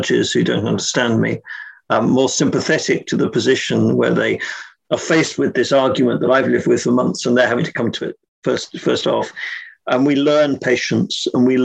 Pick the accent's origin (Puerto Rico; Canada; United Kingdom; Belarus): United Kingdom; England; being English, I use slightly different language